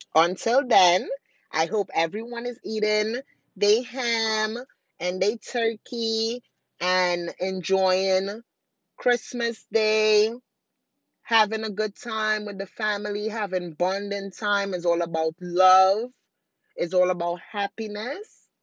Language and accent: English; Trinidad & Tobago; moved away; I'm originally from Trinidad